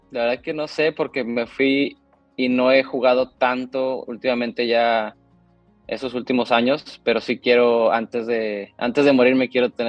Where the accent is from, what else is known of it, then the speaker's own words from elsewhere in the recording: McAllen, Texas, United States; born there; yo, yo de hecho nací en McAllen, en, en Texas, una ciudad fronteriza.